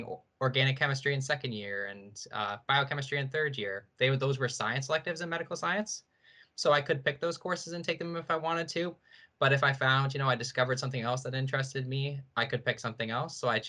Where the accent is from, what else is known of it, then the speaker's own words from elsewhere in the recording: St. Catharines, Ontario, Canada; I'm from Niagara, so I've kind of always been around Brock growing up